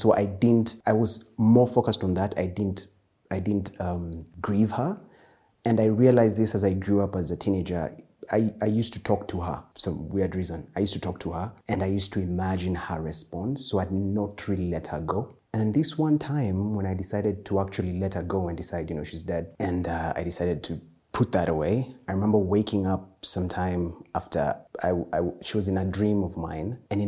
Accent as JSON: {"language": "English", "town": "Eldoret", "region": "Uasin Gishu County", "country": "Kenya", "tie": "born or raised there", "also_born_or_lived": "Nakuru / Murang'a / Nairobi", "said": "I am from Murang'a, Nakuru, and Nairobi. So my childhood, I was born in Nakuru, and then we moved to Eldoret."}